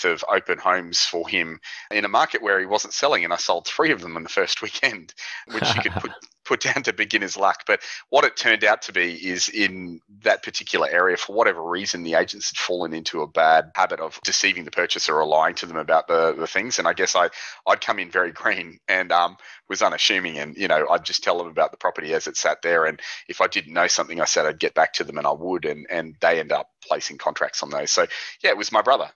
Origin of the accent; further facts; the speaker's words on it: Queensland, Australia; also born or lived in Sunshine Coast, Queensland; my hometown, which is further up north here in Queensland